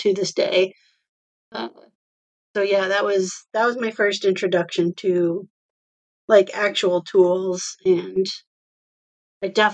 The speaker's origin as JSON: {"language": "English", "region": "Iowa", "country": "United States", "tie": "born or raised there", "said": "I live in Iowa and I grew up in Iowa"}